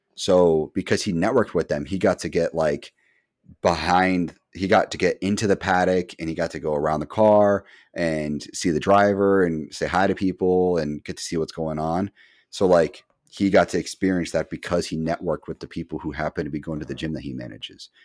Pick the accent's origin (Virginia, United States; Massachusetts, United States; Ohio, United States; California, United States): Massachusetts, United States; We're massholes through and through.